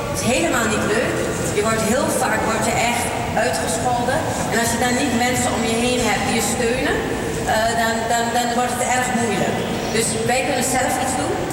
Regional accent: Suriname; accent: Surinamese; now in Netherlands; Het ging alleen maar over een Surinaamse accent.

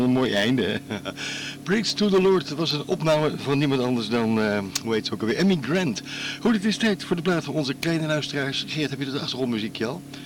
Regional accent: The Hague, South Holland, Netherlands; Ik ben geboren in Scheveningen

